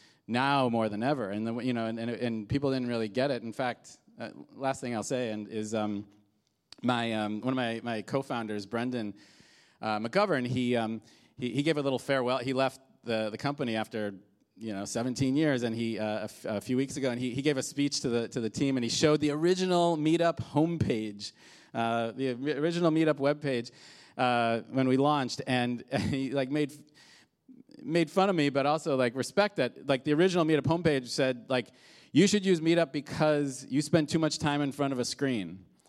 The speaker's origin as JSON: {"language": "English", "region": "Midwest", "country": "United States", "moved": "yes", "lives_now": "New York, United States", "said": "so I moved from the Midwest to New York and you know, was a few years into this, you know, living in New York."}